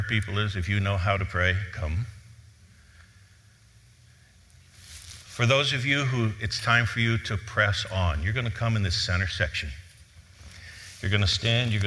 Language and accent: English; Cleveland, Ohio, United States; I grew up in Cleveland.